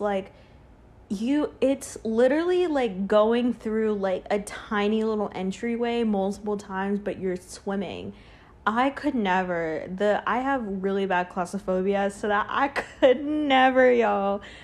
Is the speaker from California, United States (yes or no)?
no; Charlotte, North Carolina, United States; moved away as an adult; now in New York, United States; I lived pretty, pretty much majority of my life in s, a small town in Charlotte.